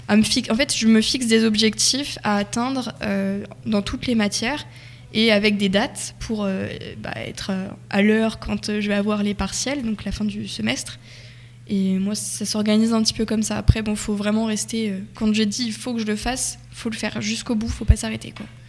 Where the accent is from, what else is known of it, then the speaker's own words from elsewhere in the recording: Nogent, France; je viens de Nogent, enfin un village à côté